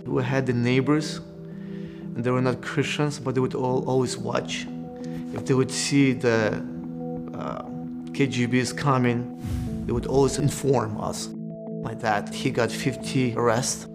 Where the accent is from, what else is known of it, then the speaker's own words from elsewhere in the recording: Belarus; English is a second language; moved away; I was born in Belarus, between Poland and Russia